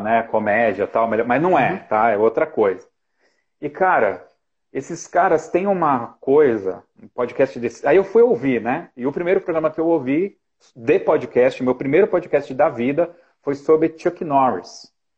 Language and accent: Portuguese; Ribeirão Pires, São Paulo, Brazil; Em 92, fiz 14 anos, 92, eu era guarda-mirim aqui em Ribeirão Pires